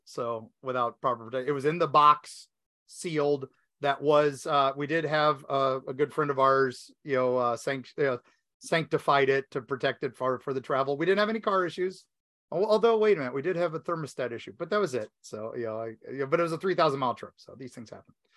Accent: West Virginia, United States; accent: West Virginia; moved away; my West Virginia accent

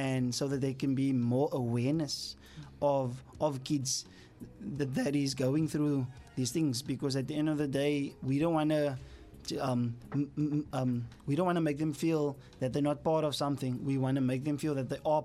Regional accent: South Africa; our whole South Africa nation

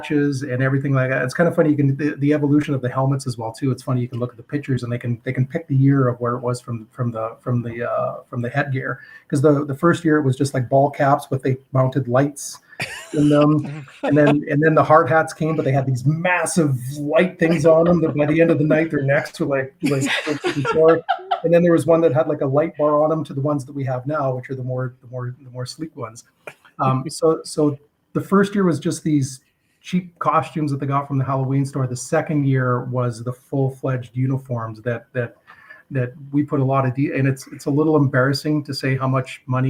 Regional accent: Saskatchewan, Canada; also born or lived in Alberta / Red Deer, Alberta; now in Edmonton, Canada; I was born in Alberta, raised in Saskatchewan.

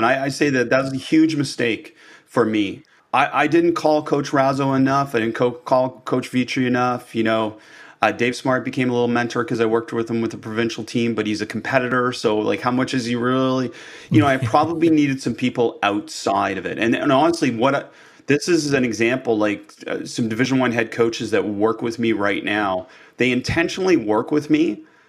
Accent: Canada; I think that's the biggest challenge for all of us as Canadian coaches

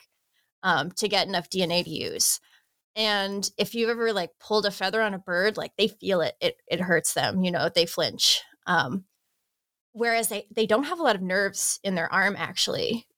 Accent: United States; moved away; In the US, we call it capillary

